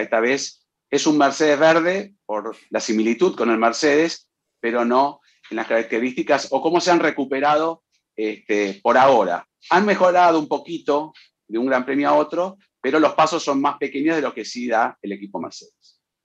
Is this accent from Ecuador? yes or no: no; Mexico; soy de México